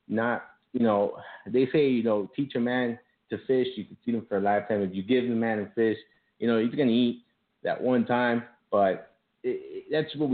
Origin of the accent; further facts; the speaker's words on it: Miami, Florida, United States; accent: Miami; I was born and raised in Miami, but I have my parents are Cuban